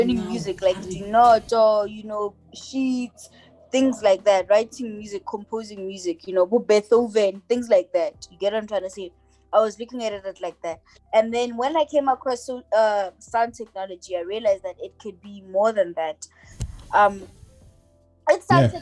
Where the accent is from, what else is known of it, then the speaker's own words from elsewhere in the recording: Polokwane, Limpopo, South Africa; moved away; My hometown, I love it because I come there. I come from there, you know. Yeah. It raised me